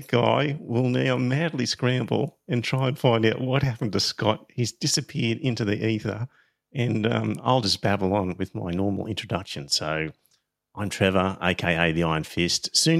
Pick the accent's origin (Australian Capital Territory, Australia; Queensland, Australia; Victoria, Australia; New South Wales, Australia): Queensland, Australia; Brisbane; I grew up in Clayfield, which is a suburb next to Hendra, and that's where all of the horse racing stables were.